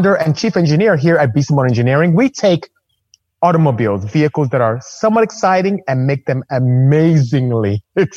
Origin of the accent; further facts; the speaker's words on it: Nigeria; now in United States; as you can hear from my accent, I'm not American. I'm not from here. I'm Nigerian, actually. I'm from West Africa